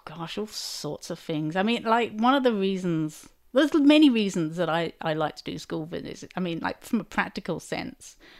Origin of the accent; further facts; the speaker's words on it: Chelmsford, East of England, United Kingdom; my hometown of Chelmsford